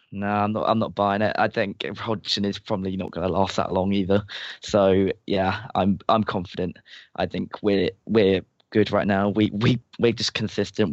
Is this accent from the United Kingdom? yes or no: yes; England, United Kingdom; I'm English and we are just really bad